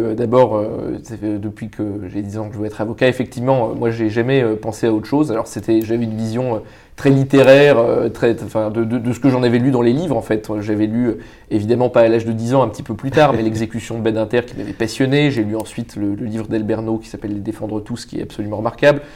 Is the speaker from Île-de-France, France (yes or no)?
yes; Paris, Île-de-France, France; also born or lived in Vietnam; j'ai grandi à Paris